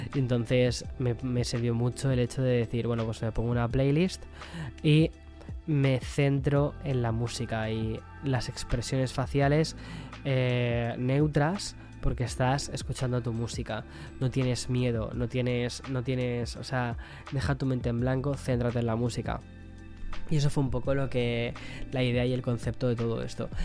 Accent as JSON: {"language": "Spanish", "country": "Spain", "also_born_or_lived": "New York", "moved": "yes", "said": "estoy muy perdido con lo que es em, la cultura española, del quién es quién, ¿no? De, mi propio país"}